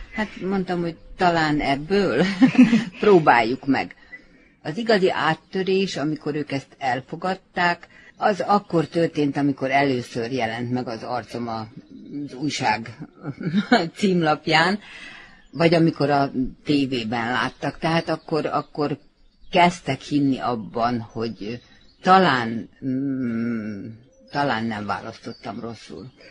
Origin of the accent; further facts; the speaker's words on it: Čoka, Vojvodina, Serbia; moved away; én echte csókai születésű vagyok